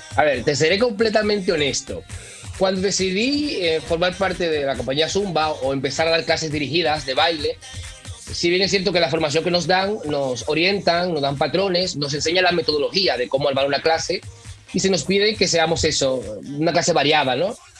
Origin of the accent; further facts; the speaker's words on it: Dominican Republic; now in Mallorca, Spain; Yo, igual que tú, soy dominicano y tú sabes que mm, uno nació con el merengue